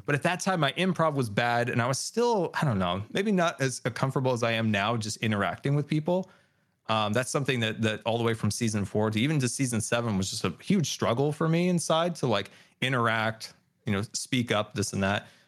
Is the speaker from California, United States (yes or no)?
yes; California, United States; we grew up in California